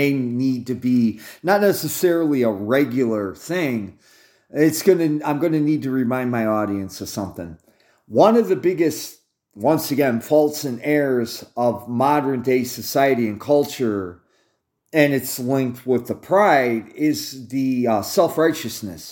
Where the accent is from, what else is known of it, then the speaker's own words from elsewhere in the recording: United States; I'm an American